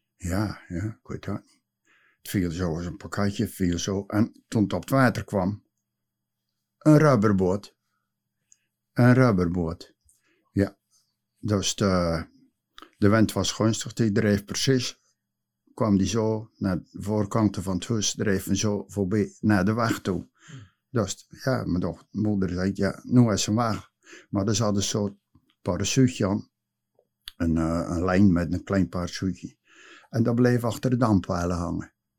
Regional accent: Nieuwe-Tonge, South Holland, Netherlands; geboren in Nieuwe Tongen in de Groene Wacht in 1945

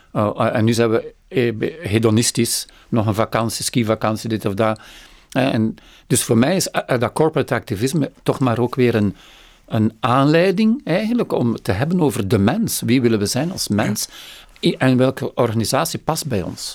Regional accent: Flanders, Belgium; ik, ik, sluit als Vlaming meer aan bij

